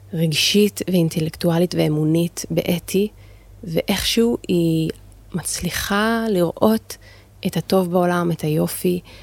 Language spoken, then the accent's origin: Hebrew; Jerusalem, Jerusalem District, Israel; במקור אני מירושלים, וגדלתי להורים אה, דתיים